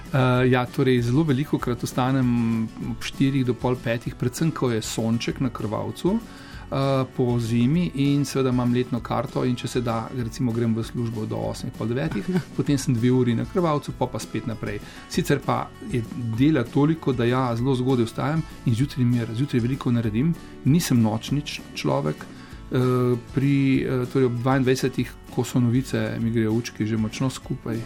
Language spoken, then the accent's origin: Slovenian; Koper, Slovenian Littoral, Slovenia; moved away; also born or lived in Ljubljana / Ilirska Bistrica / Izola; moja mladost sem preživel v Izoli in pa predvsem v Kopru